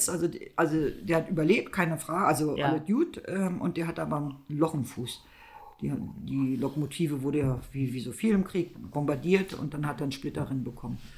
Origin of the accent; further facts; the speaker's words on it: East Germany, Germany; ich bin ja aus dem Osten.